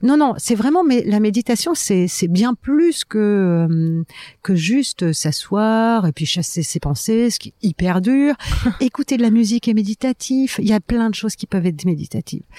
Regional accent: France; je suis française

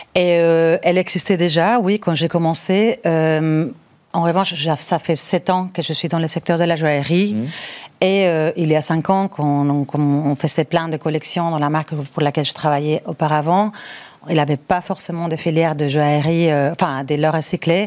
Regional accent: Bilbao, Basque Country, Spain; moved away; Je suis originaire du Pays basque de Bilbao

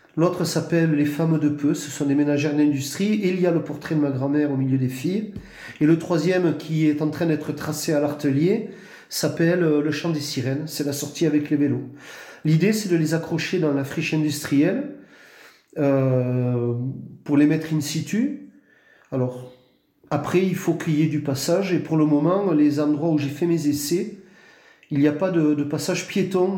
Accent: Tarbes, Occitania, France; j'ai grandi à Tarbes

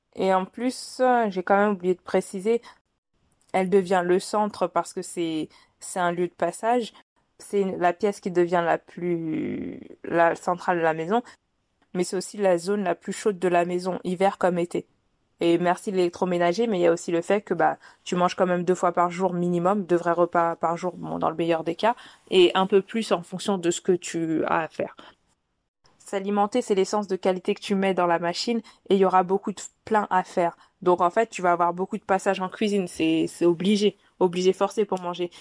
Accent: Paris, Île-de-France, France; je suis une petite parisienne

